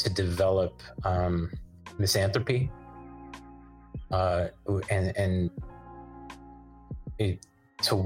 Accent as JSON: {"language": "English", "town": "Livermore", "region": "California", "country": "United States", "tie": "born or raised there", "said": "I grew up in Livermore where the summers can get up to like, you know, it's averages, feels like it averages 100 for the whole summer."}